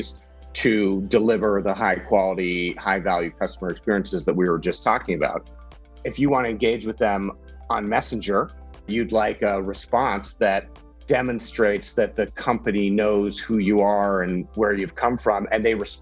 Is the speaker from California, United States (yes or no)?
yes; California, United States; moved away as an adult; now in Singapore; I'm from California